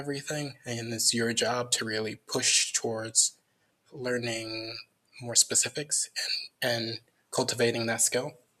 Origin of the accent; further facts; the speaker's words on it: Crown Point, Indiana, United States; moved away; also born or lived in Merrillville, Indiana; I grew up in Northwest Indiana, maybe like an hour outside of Chicago